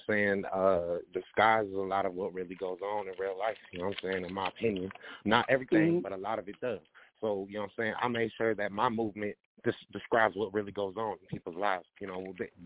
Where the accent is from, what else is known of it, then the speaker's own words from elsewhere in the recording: Oxnard, California, United States; moved away as an adult; now in Flint, United States; I'm from Oxnard, California, the west side.